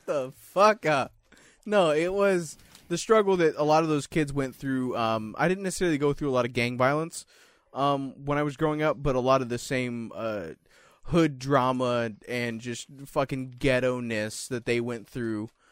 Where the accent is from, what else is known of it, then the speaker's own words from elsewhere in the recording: Salem, Oregon, United States; I was born in Salem, too